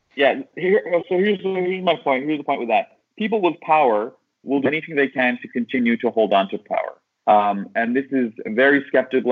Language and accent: English; Syracuse, New York, United States; I am from Syracuse, but I'm in Istanbul, Turkey, right now